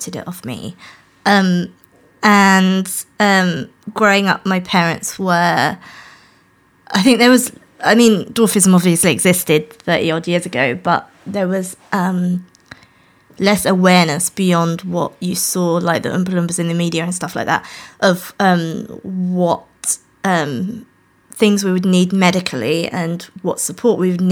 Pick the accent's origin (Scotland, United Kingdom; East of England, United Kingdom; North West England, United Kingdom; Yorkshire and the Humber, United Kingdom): East of England, United Kingdom; rural Norfolk; now in London, United Kingdom; I was born in London, just round the corner, but grew up in very rural Norfolk